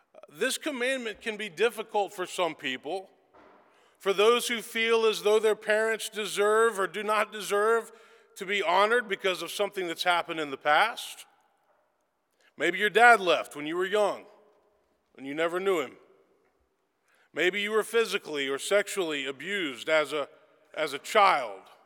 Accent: Memphis, Tennessee, United States; I was born and raised in Memphis, Tennessee

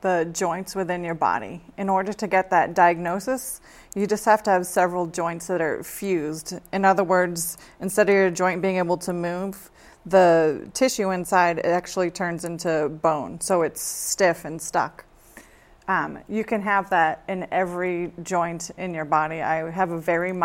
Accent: Westford, Massachusetts, United States; moved away as an adult; also born or lived in Worcester, Massachusetts; now in West Hartford, United States; I grew up in Westford, Massachusetts

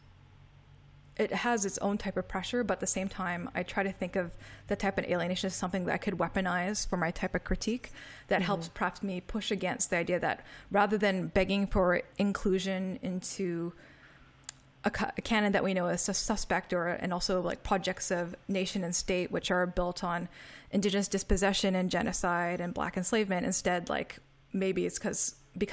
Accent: Canada; moved away; growing up. Because in Canada, where I was

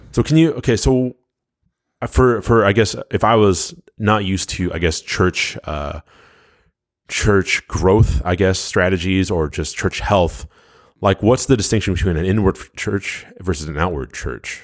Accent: United States; I am a first generation born here in the United States

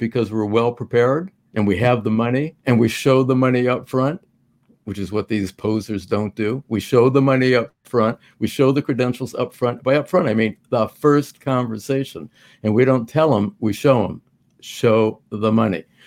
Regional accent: Manhattan Beach, California, United States; now in Florida, United States; I'm from Manhattan Beach.

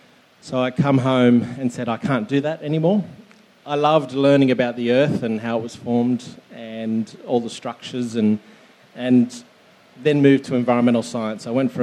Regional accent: Sydney, New South Wales, Australia; moved away as an adult; now in Canberra, Australia; I'm born and bred on Maddie's land, Darug land, Western Sydney, and I paved my, I suppose, career there and moved to Canberra on Ngunnawal land in about 2010.

